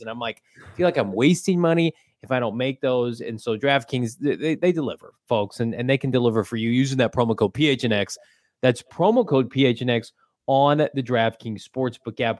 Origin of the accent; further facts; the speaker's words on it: United States; I'm American. I'm a, I'm a citizen here.